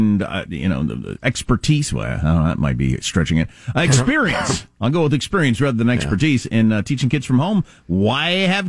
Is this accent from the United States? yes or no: yes; United States; I'm an American.